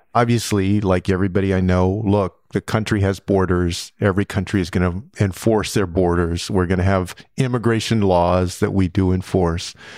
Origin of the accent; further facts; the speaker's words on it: San Antonio, Texas, United States; I grew up in San Antonio, Texas, a community with a lot of immigrants